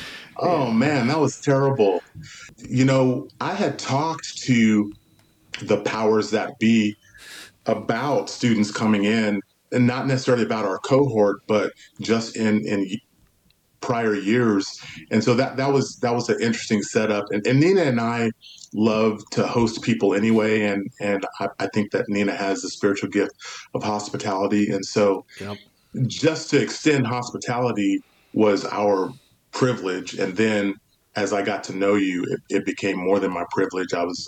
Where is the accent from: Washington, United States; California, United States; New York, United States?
California, United States; also born or lived in Los Angeles; And so I was born in Los Angeles. So my formative years were in Southern California, and then eventually from the fifth grade on, was in the Central Valley in California.